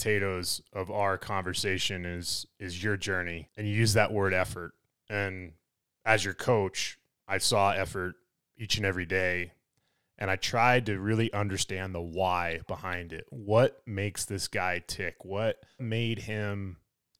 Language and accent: English; Colorado, United States; I'm a Colorado native and I'm from the United States